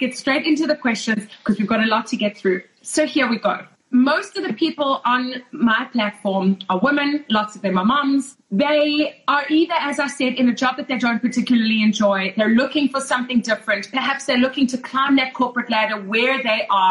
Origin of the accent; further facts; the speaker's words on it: South Africa; moved away as an adult; now in Toronto, Canada; Lauren and I grew up together in South Africa